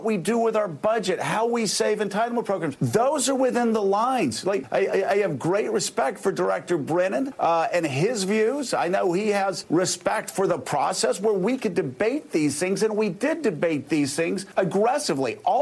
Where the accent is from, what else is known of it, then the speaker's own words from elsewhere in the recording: Florida, United States; my home state of Florida